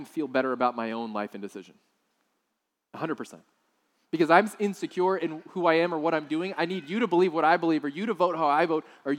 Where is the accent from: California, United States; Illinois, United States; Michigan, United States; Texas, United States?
Texas, United States; South; I grew up in South Texas